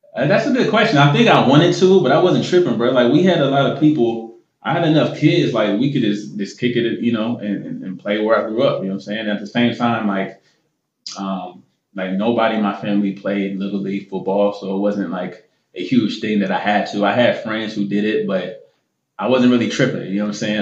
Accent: Columbus, Ohio, United States; also born or lived in Gainesville, Florida; now in Philadelphia, United States; grew up in Columbus, Ohio

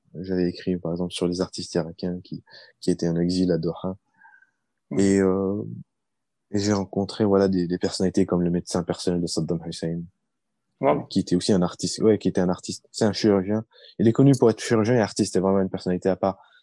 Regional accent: France; also born or lived in Baghdad, Iraq / United States; j'ai grandi euh, en France

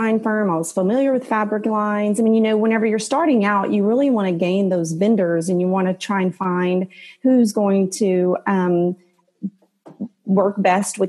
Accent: Southwest Louisiana, United States; moved away as an adult; also born or lived in Houston; I was born and raised in Southwest Louisiana

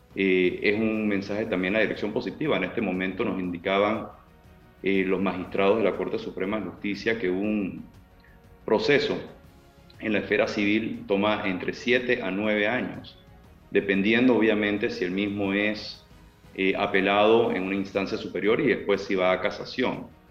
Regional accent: Panama; como panameños

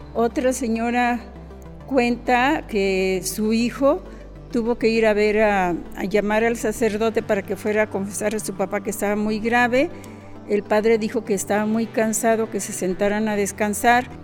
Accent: Autlán, Jalisco, Mexico; nací en Autlán

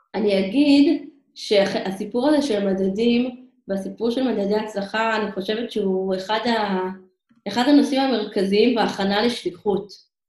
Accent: Israel

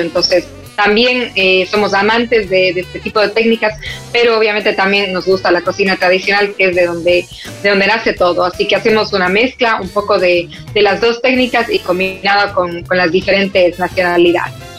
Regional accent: Cuenca, Azuay, Ecuador; moved away as an adult; now in Madrid, Spain; estoy en mi ciudad natal que es en Cuenca, Ecuador

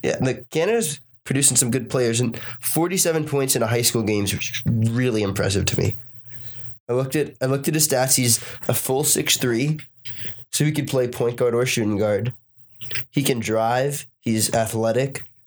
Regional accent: Boston, Massachusetts, United States; Born and raised in Boston

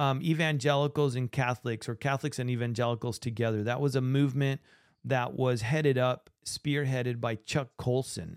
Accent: Argentina; now in United States; I'm from Argentina

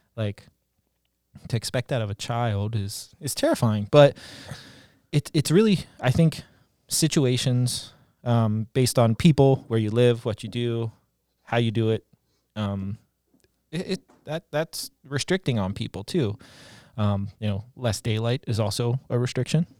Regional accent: Eastern Panhandle, West Virginia, United States; I grew up in West Virginia, Eastern Panhandle.

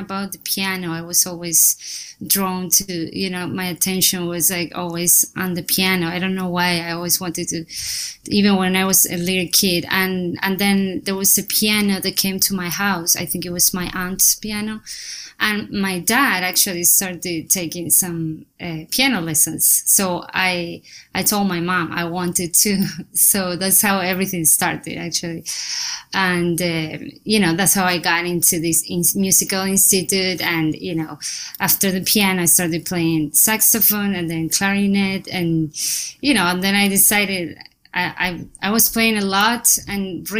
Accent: Necochea, Buenos Aires Province, Argentina; English is a second language; moved away as an adult; now in New York City, United States; I'm from Argentina. I was born there in a small city called Necochea

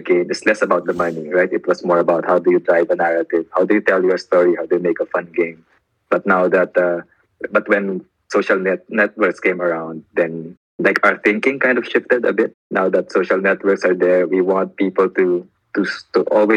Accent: Manila, Metro Manila, Philippines; I come from Manila

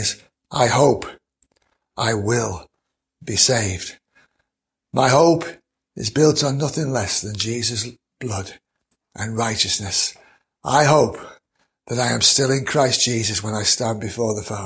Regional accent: Mansfield, East Midlands, United Kingdom; I know that I was born in September of 1955

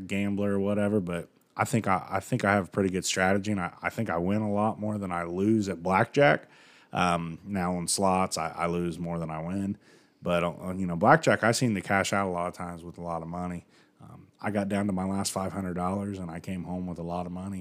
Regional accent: United States; I'm from the United States

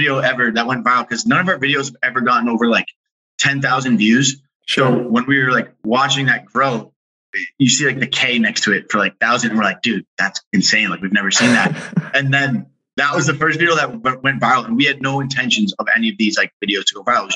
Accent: Massachusetts, United States; also born or lived in Brussels, Belgium; then we came back and grew up East Coast, Massachusetts

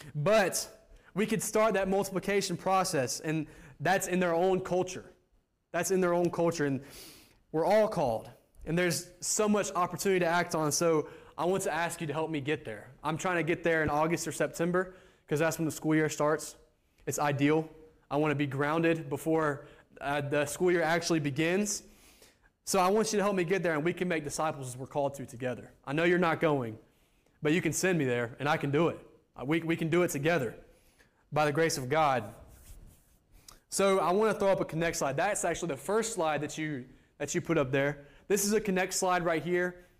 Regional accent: United States; moved away; me, an American

